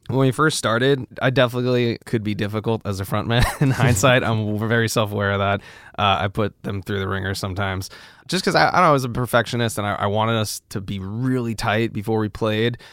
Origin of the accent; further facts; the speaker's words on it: New York City, New York, United States; moved away as an adult; also born or lived in Los Angeles; now in Nashville, United States; growing up in New York was great.